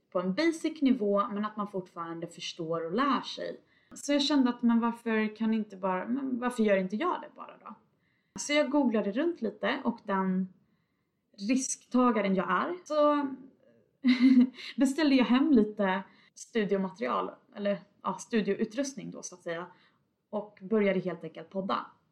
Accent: Tidaholm, Västra Götaland, Sweden; moved away as an adult; now in Stockholm, Sweden; jag bosatte mig hos mina föräldrar i Tidaholm där jag kommer ifrån

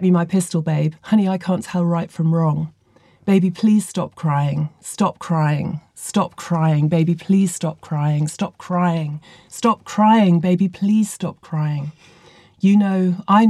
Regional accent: Chester, North West England, United Kingdom; I grew up in Chester, which is near Liverpool.

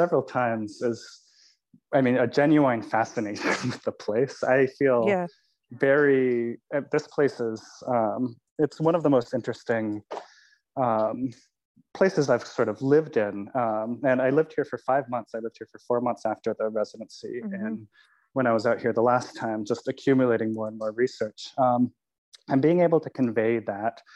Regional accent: California, United States; I'm from California

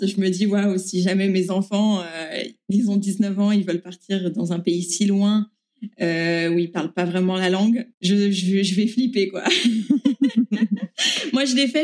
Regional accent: Paris, Île-de-France, France; moved away as an adult; also born or lived in Germany; now in Argentina; je viens de Paris. Je suis née et j'ai été élevée euh, dans le 15e arrondissement de Paris

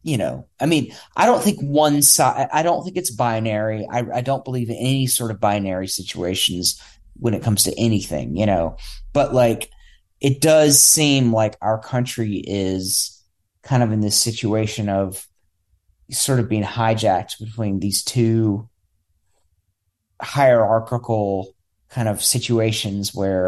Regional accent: United States; as an American

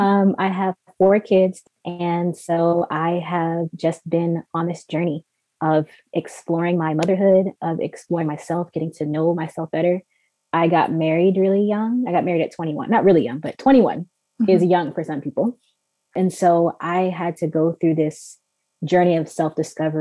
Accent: Maryland, United States; moved away as an adult; also born or lived in Canada; we're born and raised in Maryland. We moved to Canada in 2015.

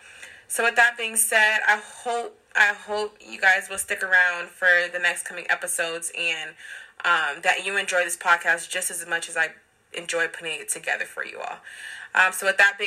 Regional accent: Long Beach, California, United States; now in Los Angeles, United States; I currently reside in Los Angeles, California, and I am from Long Beach, California.

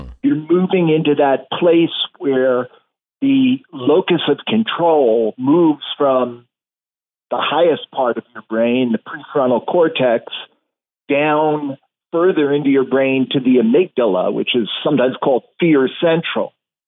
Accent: New York City, New York, United States; So I'm a New Yorker by birth and throughout most of my life. Lived in New York City when I was growing up and when my wife and I had our first child, but have since moved just slightly

